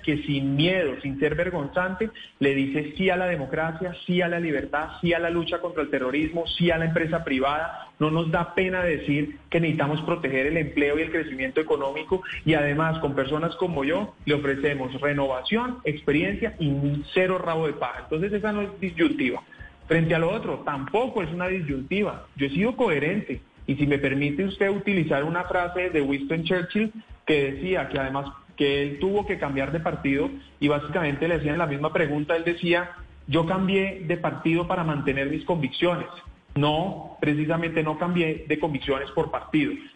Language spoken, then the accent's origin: Spanish; Colombia; como colombianos